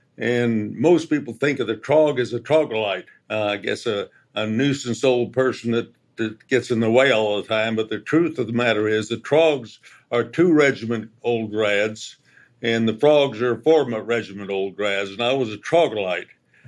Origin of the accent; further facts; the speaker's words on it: San Francisco, California, United States; And I grew up in the San Francisco area